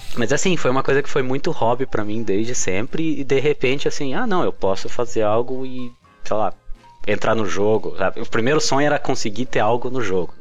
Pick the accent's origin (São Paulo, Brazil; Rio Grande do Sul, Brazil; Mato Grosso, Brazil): São Paulo, Brazil; Botucatu; moved away; Sou do interior de São Paulo